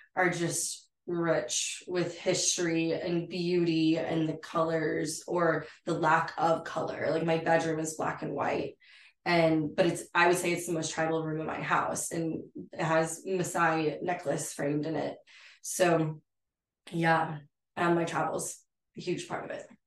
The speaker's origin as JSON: {"language": "English", "town": "San Angelo", "region": "Texas", "country": "United States", "tie": "born or raised there", "also_born_or_lived": "Fort McKavett, Texas", "lives_now": "Fort Worth, United States", "said": "I'm from San Angelo, Texas. I grew up in, you know, rural ranching community area."}